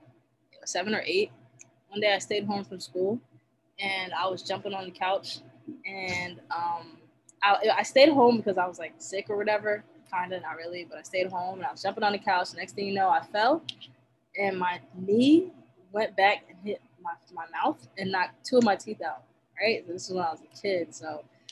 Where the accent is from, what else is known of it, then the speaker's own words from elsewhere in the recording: Nigeria; I mean, being Nigerian, you know, they instilled that you have to get your stuff done, right?